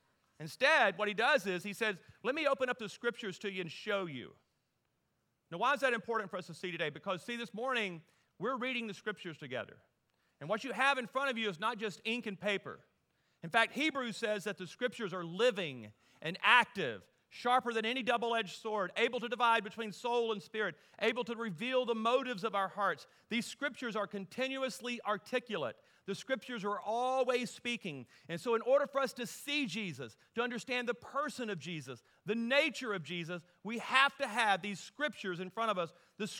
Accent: Deep South, United States; and I grew up in the Deep South, so what I love about the South, there's always food involved in everything, right?

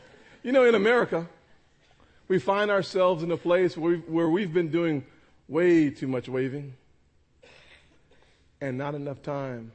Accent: North Charleston, South Carolina, United States; also born or lived in Washington; I'm from North Charleston, the holy city of North Charleston

